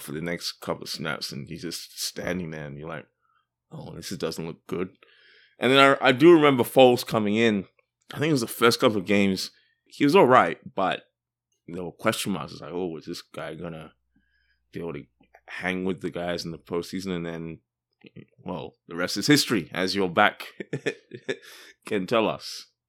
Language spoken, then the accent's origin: English; Australia; I'm from Australia